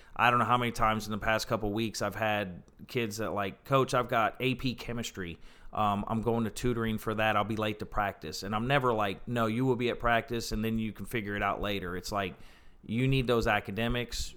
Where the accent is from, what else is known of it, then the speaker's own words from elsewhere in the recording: Ohio, United States; now in North Carolina, United States; I grew up in Ohio